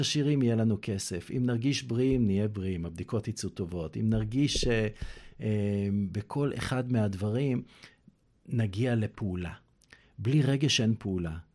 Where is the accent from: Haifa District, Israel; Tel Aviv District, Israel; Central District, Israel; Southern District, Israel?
Central District, Israel; Kfar Netter; also born or lived in Eilat / Kiryat Haim / London; now in Herzliya Pituah, Israel; גדלתי בכפר נטר, אבל לא רק בכפר נטר